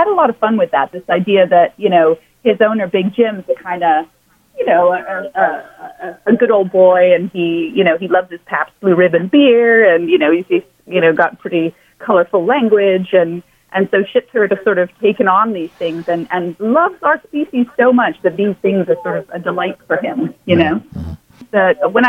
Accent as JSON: {"language": "English", "region": "Dubai", "country": "United Arab Emirates", "tie": "born or raised there", "also_born_or_lived": "Jakarta, Indonesia", "said": "Yeah, I grew up in, mostly Asia and the Middle East."}